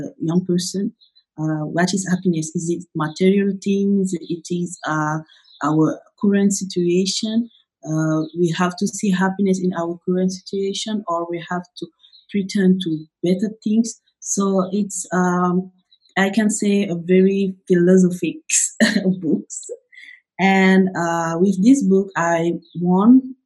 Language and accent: English; Senegal; I was born in Senegal in 1995, and I grew up here in Senegal.